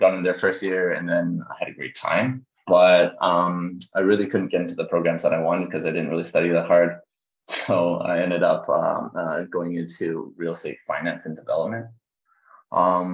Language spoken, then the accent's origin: English; Richmond, British Columbia, Canada; I grew up in Canada